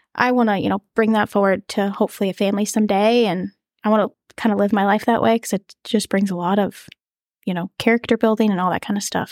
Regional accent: Hastings, Minnesota, United States; I am from Hastings, Minnesota, so it's forty-five minute drive from here, southeast

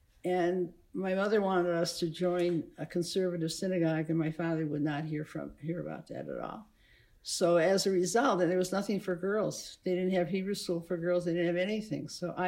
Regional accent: Cleveland Heights, Ohio, United States; also born or lived in South Euclid, Ohio; I'm from Cleveland. I was born in the Cleveland area, Lakeview. And when I was just a couple of years old, we moved to Cleveland Heights on Glenmont because my grandparents owned a two-family house

